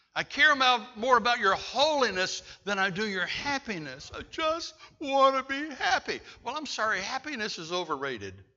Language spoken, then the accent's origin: English; Bladenboro, North Carolina, United States; I'm a kid from Bladenboro, North Carolina